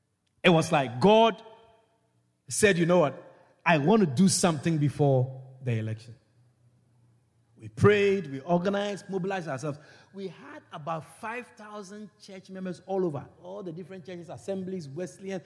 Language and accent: English; Ghana; moved away as an adult; now in Guyana; from where I was born in Ghana, West Africa